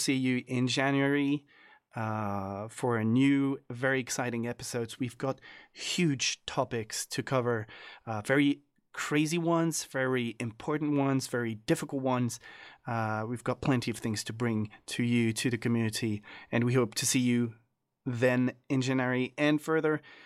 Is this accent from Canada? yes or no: no; France; I am from France